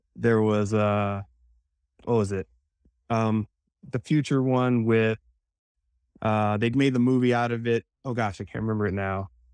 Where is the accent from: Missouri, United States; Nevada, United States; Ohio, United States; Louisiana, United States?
Louisiana, United States; New Orleans; I was born in New Orleans